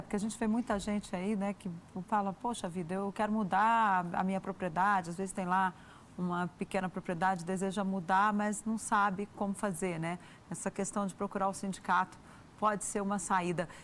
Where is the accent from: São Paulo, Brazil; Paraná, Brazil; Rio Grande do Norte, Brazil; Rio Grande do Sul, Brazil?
Rio Grande do Sul, Brazil; Eu nasci no Rio Grande do Sul